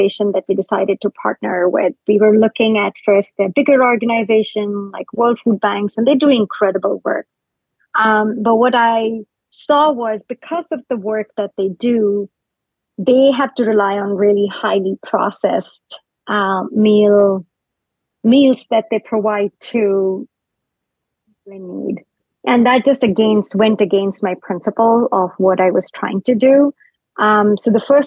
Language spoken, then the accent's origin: English; India; moved away as an adult; now in North America; I grew up in India, so I grew up eating fresh food every like three meals a day.